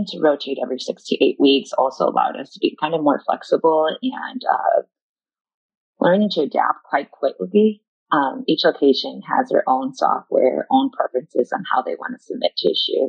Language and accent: English; Chicago, Illinois, United States; moved away as an adult; now in New York City, United States; I was born in Chicago, so I've always been a city girl